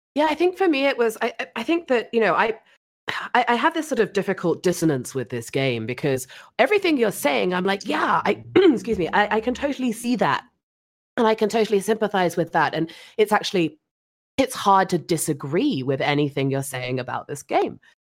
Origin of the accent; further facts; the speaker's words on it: England, United Kingdom; being English